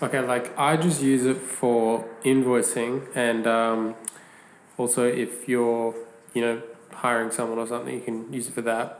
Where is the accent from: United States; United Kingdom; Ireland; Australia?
Australia; Perth, Western Australia; I'm from Perth.